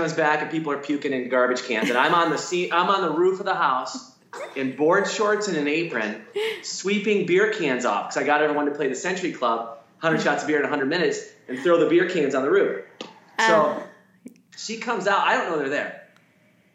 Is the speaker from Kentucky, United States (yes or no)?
no; Detroit, Michigan, United States; I'm born and raised in Detroit